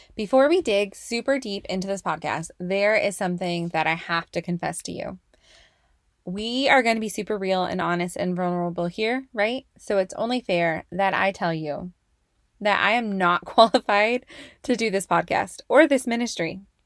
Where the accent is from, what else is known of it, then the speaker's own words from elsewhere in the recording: Oakley, California, United States; moved away as an adult; also born or lived in Antioch, California; I grew up in the Bay Area, Bay Area. Um, specifically in Antioch and Oakley, California